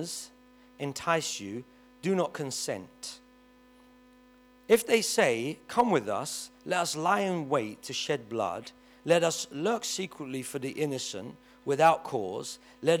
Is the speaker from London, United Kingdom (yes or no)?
yes; London, United Kingdom; I grew up in Kennington, and all my friends lived in Stockwell or Brixton